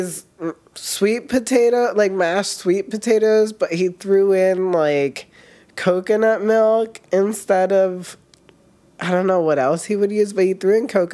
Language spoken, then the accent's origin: English; New York City, New York, United States; I grew up in Harlem, New York City